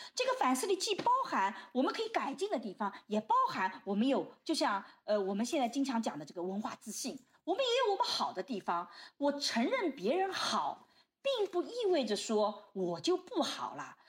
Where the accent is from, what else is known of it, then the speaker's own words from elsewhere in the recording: China; 我们中国人一直讲天下大同